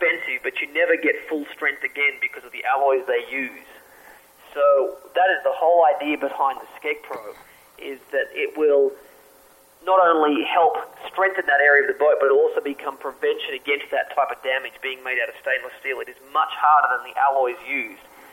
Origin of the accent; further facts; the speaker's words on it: Australia; moved away; I grew up in Australia